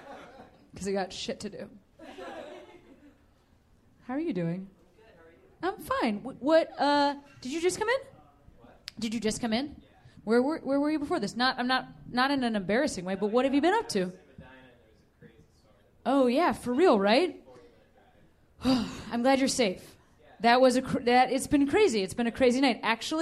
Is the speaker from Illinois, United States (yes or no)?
yes; Chicago, Illinois, United States; moved away as an adult; now in Los Angeles, United States; But I'm from Chicago. I moved just about a year ago